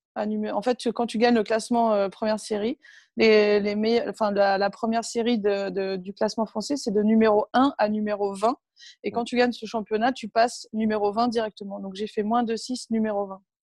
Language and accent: French; Berck-sur-Mer, Hauts-de-France, France; moved away; also born or lived in Cucq; mes parents jouaient un peu au tennis dans le club de la ville où on était dans le nord à l'époque, à Berck-sur-Mer. à côté de Cuxtella Trépied, où je suis juste née en fait, parce qu'il n'y avait pas de, de maternité à Berck, donc du coup, je suis née à Cuc, mais je n'ai jamais vécu là-bas